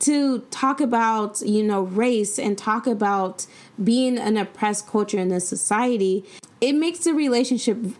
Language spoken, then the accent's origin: English; San Diego, California, United States; moved away as an adult; now in Sacramento, United States; Growing up in San Diego